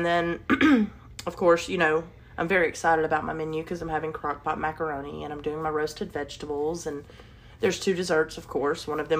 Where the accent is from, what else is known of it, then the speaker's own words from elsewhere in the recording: Alabama, United States; I grew up in Alabama